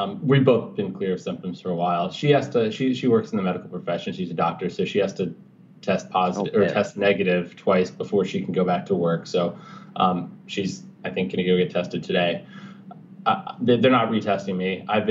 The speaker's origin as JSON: {"language": "English", "town": "Alexandria", "region": "Virginia", "country": "United States", "tie": "born or raised there", "also_born_or_lived": "Natchez, Mississippi", "moved": "yes", "lives_now": "Boston, United States", "said": "in Alexandria, Virginia, where I grew up"}